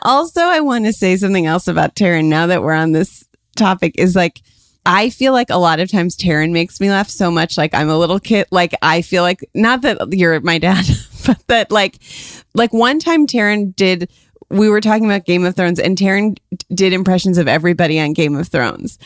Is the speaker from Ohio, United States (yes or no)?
yes; Ohio, United States; moved away; we grew up in Ohio